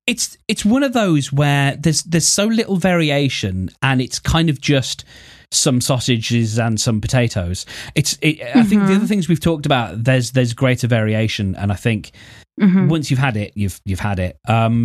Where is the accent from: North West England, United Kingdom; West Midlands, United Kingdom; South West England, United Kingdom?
West Midlands, United Kingdom; Birmingham; it first started getting cooked in England in a place called Attills, I believe, which is in my home city. And we are the place that does the Balti, and we have a place known as the Balti Triangle